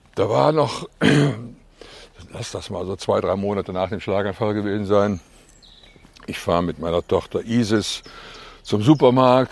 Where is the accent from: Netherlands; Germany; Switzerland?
Germany; Cologne, North Rhine-Westphalia; accent: Kölsch; also born or lived in Eifel; ich bin ja am Klobigplatz aufgewachsen